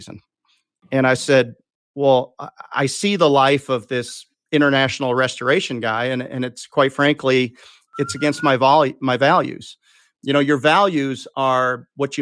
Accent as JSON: {"language": "English", "town": "Chicago", "region": "Illinois", "country": "United States", "tie": "born or raised there", "also_born_or_lived": "Boone, North Carolina", "moved": "as an adult", "said": "I grew up in Chicago"}